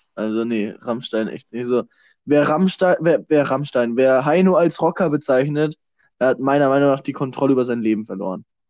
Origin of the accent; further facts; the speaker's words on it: Germany; als Deutsche